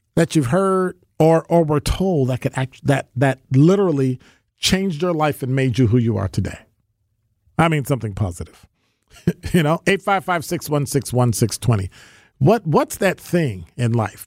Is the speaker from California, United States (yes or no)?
no; Chicago, Illinois, United States; I grew up in Chicago, born and raised, Bears fan, diehard